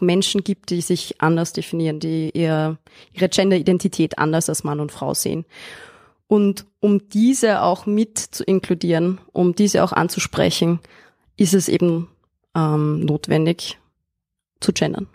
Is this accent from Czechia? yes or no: no; Austria; born or raised there